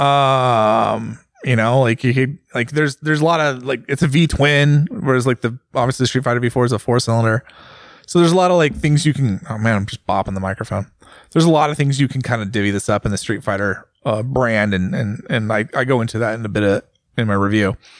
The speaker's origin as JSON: {"language": "English", "country": "United States", "said": "as an American"}